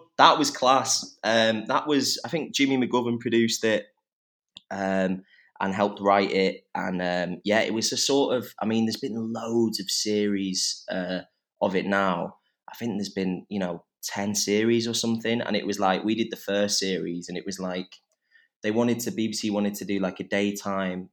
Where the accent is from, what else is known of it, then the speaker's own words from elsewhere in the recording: Whiston, North West England, United Kingdom; all my family are from Liverpool. I was born in Whiston